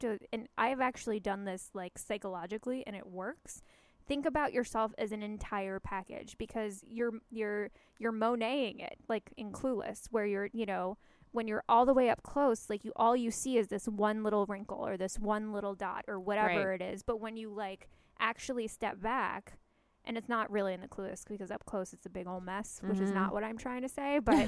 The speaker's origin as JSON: {"language": "English", "country": "Canada", "said": "I hear hockey. I'm a Canadian."}